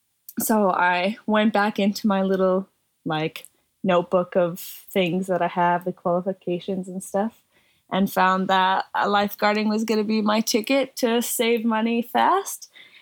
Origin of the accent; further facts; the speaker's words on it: northern Alberta, Canada; moved away; I am from a small town in northern Alberta, Canada.